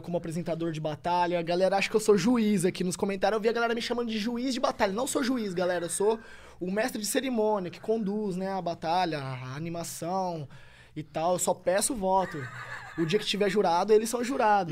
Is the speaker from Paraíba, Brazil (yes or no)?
no; Tupã, São Paulo, Brazil; moved away as an adult; Tupã é minha cidade natal